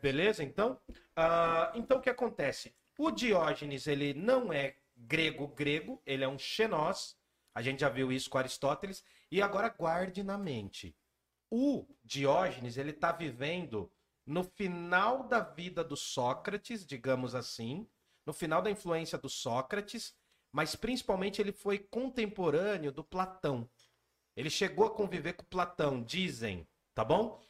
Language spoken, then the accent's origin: Portuguese; Jundiaí, São Paulo, Brazil; A gente veio do Gandra, que a gente estudou numa escola aqui de Jundiaí